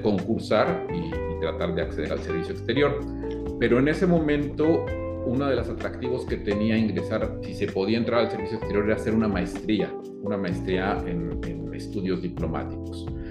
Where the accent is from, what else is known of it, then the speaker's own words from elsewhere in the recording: Cuautitlán, State of Mexico, Mexico; moved away as an adult; now in Seattle, United States; Yo, yo nací en el Distrito Federal en, el año del, 70 y muy chico, eh, bueno, muy chico sí, todavía mis papás compraron una casita de interés social en la zona de Cuautitlán